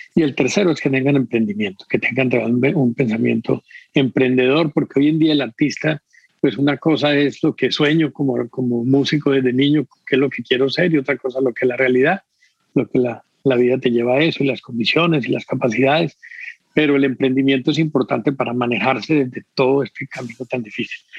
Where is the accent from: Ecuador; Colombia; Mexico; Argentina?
Colombia; Medellín, Antioquia; also born or lived in Vienna; Soy un músico de Medellín